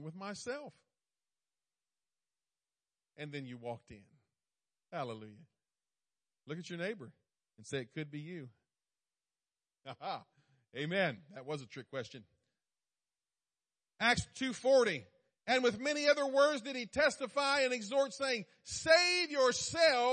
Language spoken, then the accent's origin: English; East Coast, United States; I was born on the East Coast